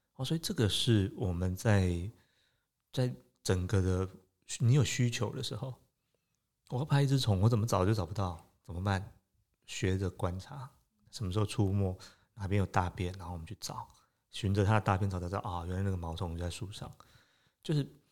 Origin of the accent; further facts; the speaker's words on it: Taipei, Taiwan; 其实我在台北长大，那，呃，我，我其实从小对自然的